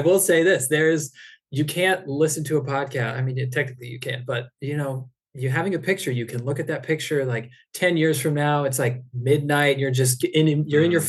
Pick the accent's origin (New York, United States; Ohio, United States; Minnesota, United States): Ohio, United States; moved away as an adult; now in San Diego, United States; I'm originally from Ohio